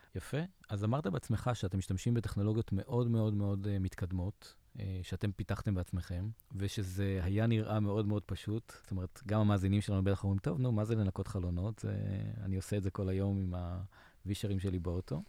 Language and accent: Hebrew; Israel